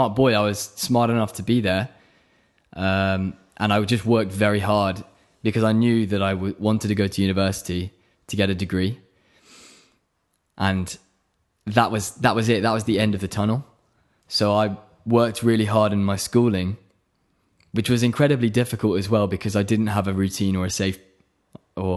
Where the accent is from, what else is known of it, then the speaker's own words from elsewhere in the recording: Oxford, South East England, United Kingdom; moved away as an adult; also born or lived in Buckinghamshire; I'm from Buckinghamshire, really. That's where I was raised, in the countryside of England, near London. But really, I grew up my whole life in Oxford, because that's where I went to school